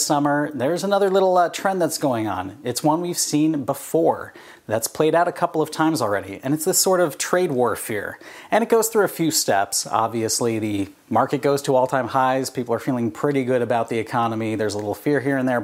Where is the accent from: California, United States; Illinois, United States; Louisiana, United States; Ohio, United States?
California, United States; I grew up in California